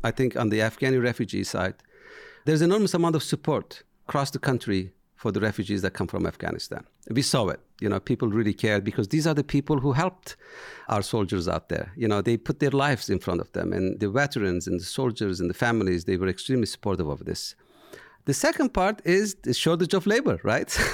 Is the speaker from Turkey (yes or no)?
yes; Turkey; English is a second language; moved away as an adult; now in United States; I am from Turkey